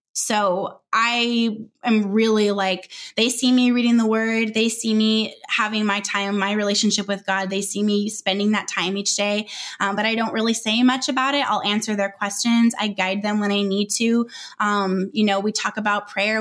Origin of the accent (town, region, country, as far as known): Southern California, United States; moved away as an adult; also born or lived in Northwest Arkansas